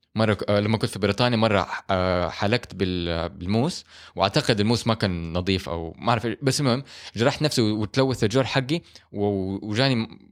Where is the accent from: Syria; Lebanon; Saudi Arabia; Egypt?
Saudi Arabia; مو كل المباني عندنا في السعوديه مهيئه للحر